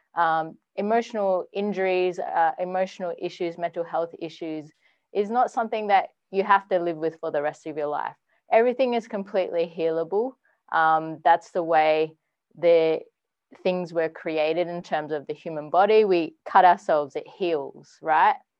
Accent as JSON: {"language": "English", "town": "Perth", "region": "Western Australia", "country": "Australia", "moved": "as an adult", "lives_now": "Sydney, Australia", "said": "I'm actually from Perth, Western Australia originally"}